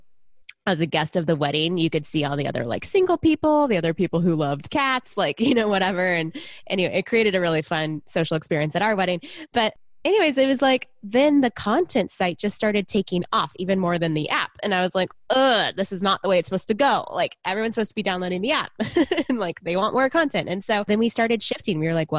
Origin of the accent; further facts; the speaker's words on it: Texas, United States; moved away; I was originally from Texas, so that's where I was before I built it, a long time ago. I grew up in the 80s and 90s as a little girl